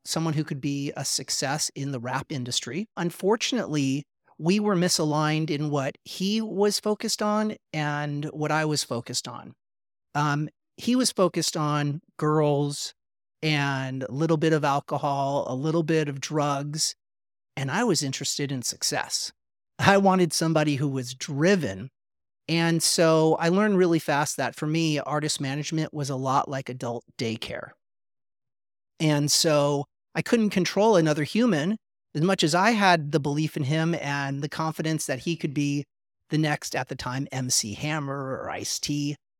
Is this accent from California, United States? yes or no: yes; Los Angeles, California, United States; growing up in Los Angeles